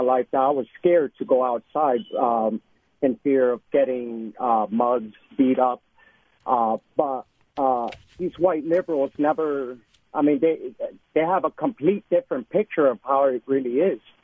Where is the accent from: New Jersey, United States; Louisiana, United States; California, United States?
New Jersey, United States; Newark; now in Kernersville, United States; I'm a 28 year old Puerto Rican, and I grew up in Newark, New Jersey, all my life